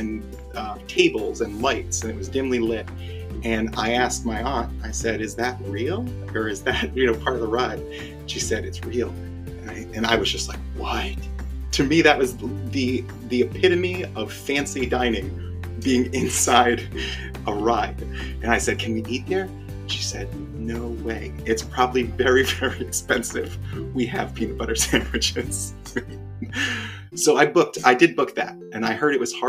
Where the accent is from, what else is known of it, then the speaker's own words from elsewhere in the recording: Rhode Island, United States; moved away; I'm from Rhode Island originally, and we have Dell's Frozen Lemonade in Rhode Island